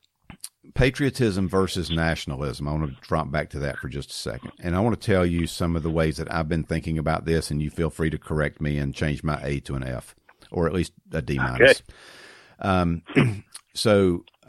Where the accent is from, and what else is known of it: United States